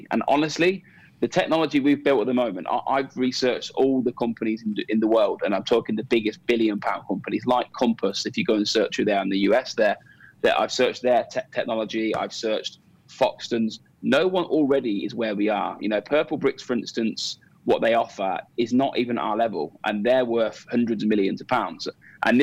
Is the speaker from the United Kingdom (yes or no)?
yes; Coventry, West Midlands, United Kingdom; now in Dubai, United Arab Emirates; as a Cov boy that comes from Coventry, I sponsor my hometown football club